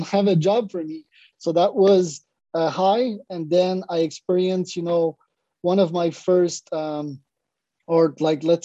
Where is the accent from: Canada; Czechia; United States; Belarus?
Canada; Montreal, Quebec; I'm from Montreal, Canada.